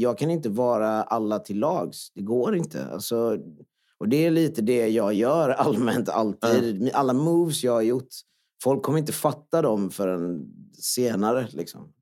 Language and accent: Swedish; Jönköping, Jönköping County, Sweden; Swedish is a second language; jag kommer ju från Öxnehaga och kommer från en flyktingfamilj.